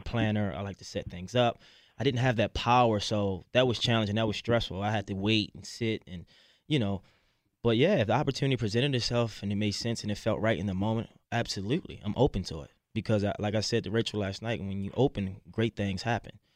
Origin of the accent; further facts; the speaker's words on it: Baltimore, Maryland, United States; growing up in Baltimore City